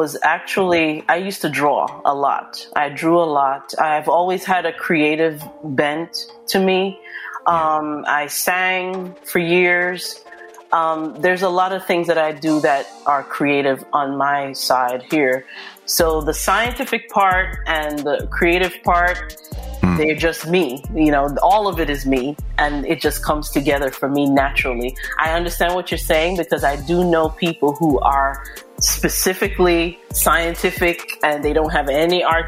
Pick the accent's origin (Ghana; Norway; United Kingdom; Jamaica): Jamaica; now in New Jersey, United States; I'm originally from Jamaica.